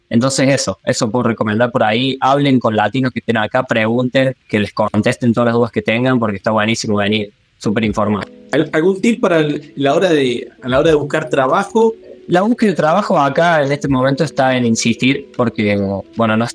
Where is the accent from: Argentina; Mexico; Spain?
Argentina; now in New Zealand; Yo tengo ANZ eh, y vine con turno desde Argentina.